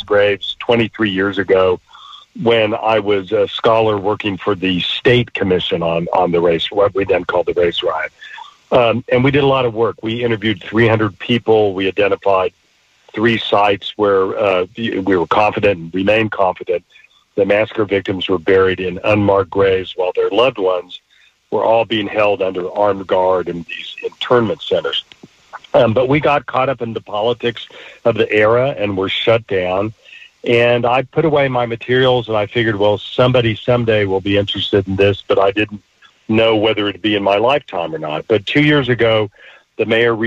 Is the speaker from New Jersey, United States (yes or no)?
no; Tulsa, Oklahoma, United States; I grew up in Tulsa